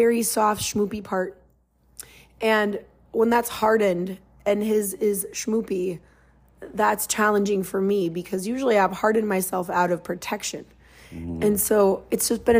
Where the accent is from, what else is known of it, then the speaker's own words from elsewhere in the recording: Minnesota, United States; speaking as a Minnesotan